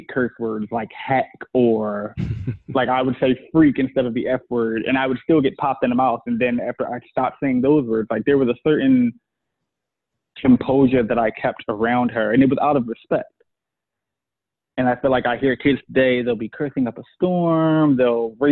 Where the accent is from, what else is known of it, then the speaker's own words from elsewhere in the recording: Philadelphia, Pennsylvania, United States; I'm from Philadelphia. I grew up in the hood